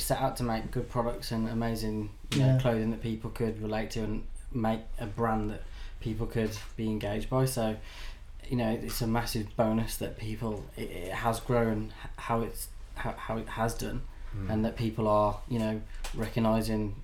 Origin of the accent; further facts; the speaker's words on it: Birmingham, West Midlands, United Kingdom; we're two guys from Birmingham